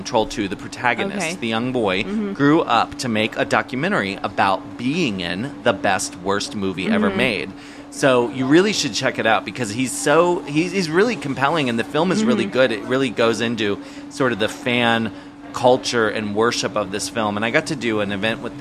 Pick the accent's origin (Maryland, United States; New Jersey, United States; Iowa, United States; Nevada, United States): Maryland, United States; I grew up in Maryland, and being a kid who went to Catholic school in Maryland